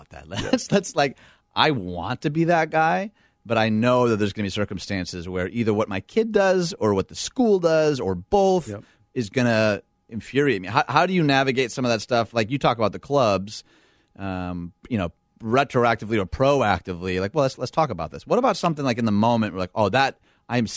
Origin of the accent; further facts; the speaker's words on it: Dearborn, Michigan, United States; I grew up in Dearborn, Michigan.